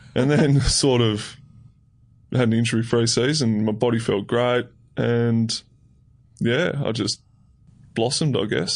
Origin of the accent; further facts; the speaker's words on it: Tasmania, Australia; moved away as an adult; also born or lived in Melbourne; I grew up in Tassie and I did um, under 18s down in Tassie.